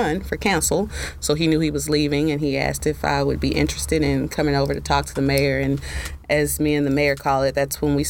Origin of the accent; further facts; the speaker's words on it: Dallas, Texas, United States; I'm from Southern Dallas, as a matter of fact. And for a long time, you know, I was probably one of those kids that didn't really leave my neighborhood much except to go to school